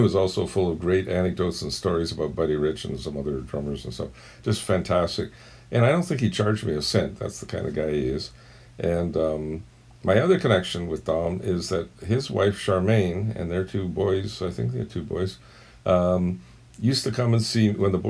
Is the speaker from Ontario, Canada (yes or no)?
yes; Toronto, Ontario, Canada; I'm a drummer from Toronto, Ontario, Canada